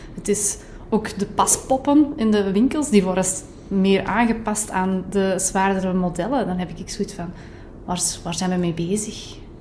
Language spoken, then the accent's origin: Dutch; Kempen, Belgium; bij ons in de Kempen